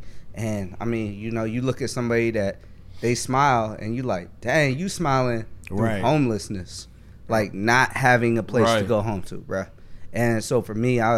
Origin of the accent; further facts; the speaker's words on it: Cincinnati, Ohio, United States; moved away as an adult; also born or lived in Minnesota; I'm originally from Cincinnati, So I moved to Minnesota